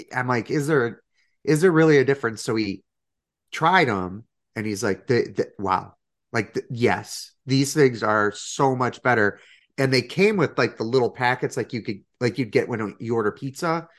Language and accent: English; Chicago, Illinois, United States; being a Chicagoan